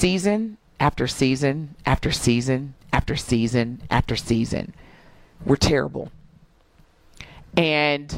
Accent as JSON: {"language": "English", "region": "Southern Indiana", "country": "United States", "tie": "born or raised there", "said": "Growing up in Southern Indiana"}